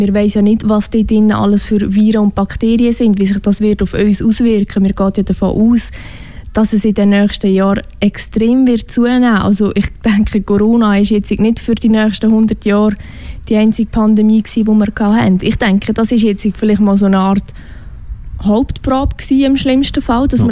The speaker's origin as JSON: {"language": "German", "country": "Switzerland", "accent": "Swiss German", "first_language": "Swiss German", "said": "meine Muttersprache ist Schweizerdeutsch"}